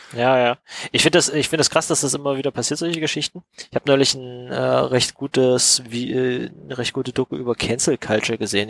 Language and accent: German; East Germany, Germany; als Kinder in Ostdeutschland